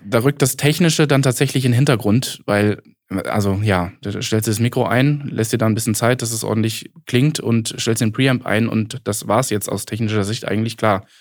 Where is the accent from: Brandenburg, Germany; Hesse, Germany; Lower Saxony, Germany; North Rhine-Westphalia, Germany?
Hesse, Germany; Giessen; also born or lived in Kassel; also ich komme so aus, aus der Gießener Ecke, Gießen-Marburg.